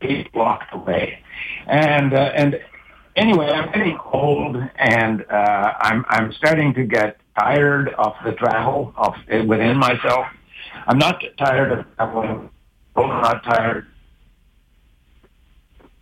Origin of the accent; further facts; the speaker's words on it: Cape Breton, Nova Scotia, Canada; I grew up in Cape Breton